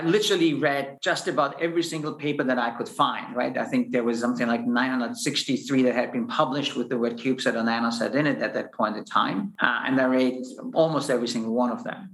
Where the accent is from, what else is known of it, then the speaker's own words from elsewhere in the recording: Austria; moved away as an adult; also born or lived in United States; now in Luxembourg; I'm originally from Austria, a physicist